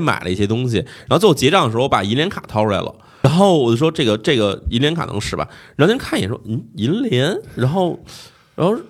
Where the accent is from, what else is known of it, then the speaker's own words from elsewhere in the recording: China; 就是我，就我的意思是我只要不跟他们说明白我是中国人的话，他没有人觉得我是外国人的。